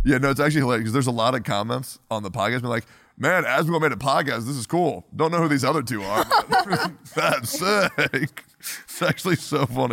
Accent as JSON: {"language": "English", "town": "Woodstock", "region": "Virginia", "country": "United States", "tie": "born or raised there", "said": "I grew up in Woodstock, Virginia"}